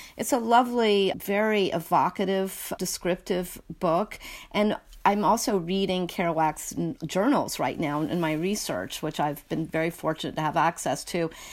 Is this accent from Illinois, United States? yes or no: no; North Carolina, United States; also born or lived in Northeast US; now in Northeast, United States; growing up in a small town in North Carolina